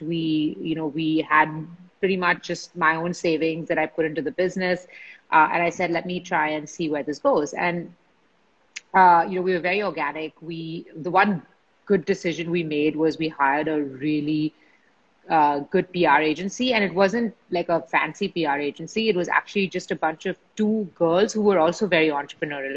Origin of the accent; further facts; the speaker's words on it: Mumbai, Maharashtra, India; I grew up in Bombay uh, with in a family of jewelers